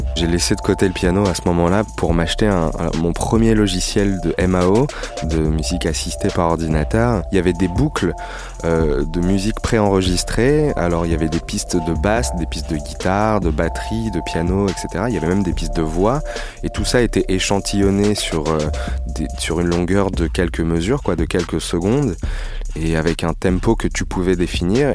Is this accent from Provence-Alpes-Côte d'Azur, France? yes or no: no; Paris region, Île-de-France, France; Je suis né à Paris, j'ai grandi en région parisienne.